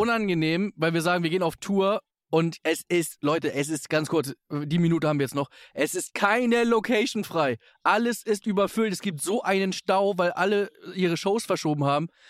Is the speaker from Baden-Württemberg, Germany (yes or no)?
no; Hamburg, Germany; wir sind ja beide Hamburger